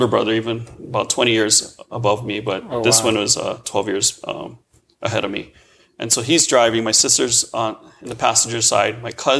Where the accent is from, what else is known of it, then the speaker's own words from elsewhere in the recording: Honolulu, Hawaii, United States; Honolulu, Hawaii.